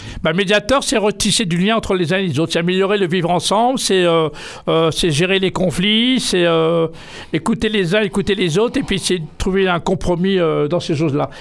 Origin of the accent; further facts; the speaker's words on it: Triel-sur-Seine, Île-de-France, France; je suis né en France, euh, tout près d'ici, à Triel-sur-Seine.